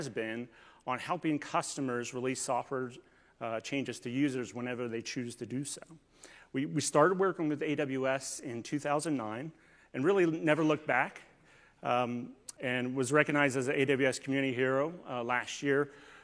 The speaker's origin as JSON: {"language": "English", "region": "Northern Virginia", "country": "United States", "said": "I'm actually from Northern Virginia"}